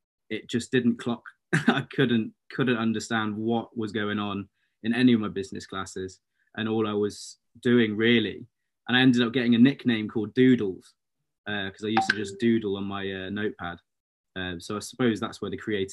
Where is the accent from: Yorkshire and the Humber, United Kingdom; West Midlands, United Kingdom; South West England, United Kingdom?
West Midlands, United Kingdom; Shrewsbury; also born or lived in London; I moved from London when I was four because of mum and dad's kind of business. Then just grew up in Shrewsbury, went to school there